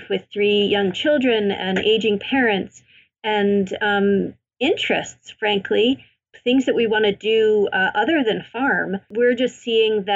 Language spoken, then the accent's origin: English; Maine, United States; I grew up in Maine.